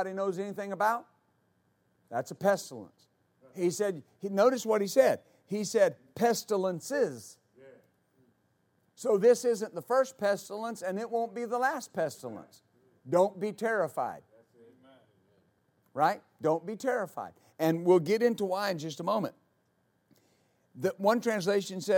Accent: West Texas, United States; I was raised in West Texas and worked on ranches, rodeo, team rope

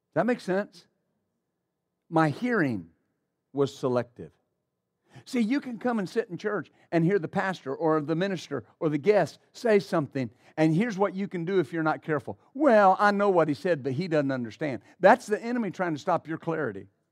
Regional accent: West Texas, United States; I grew up in West Texas

